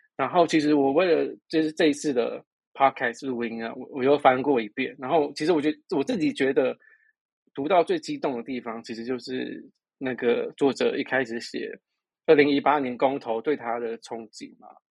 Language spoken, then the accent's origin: Chinese; Taiwan; 我们台湾人